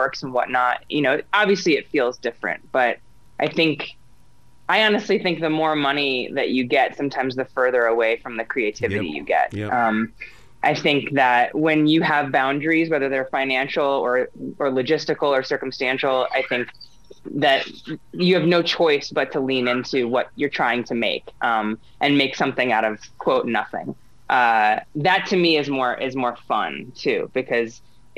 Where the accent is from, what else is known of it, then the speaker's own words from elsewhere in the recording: Montana, United States; We are also from Montana.